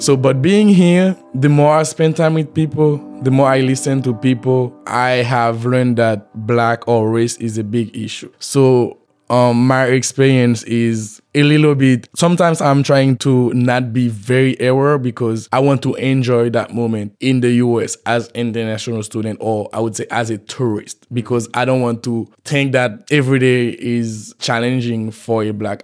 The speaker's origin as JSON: {"language": "English", "country": "Haiti", "moved": "as an adult", "lives_now": "Fayetteville, United States", "said": "I am from Haiti. I've been living in Fayetteville, Arkansas for a year now."}